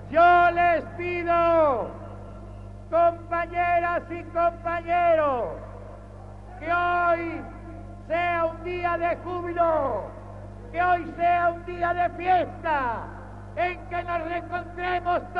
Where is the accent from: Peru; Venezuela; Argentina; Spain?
Argentina; como presidente argentino y como ciudadano argentino.